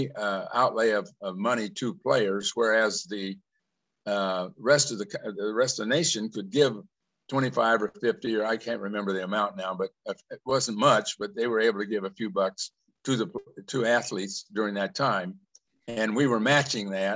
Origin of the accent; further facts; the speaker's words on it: Monticello, Illinois, United States; came back to Monticello and was going to work for my dad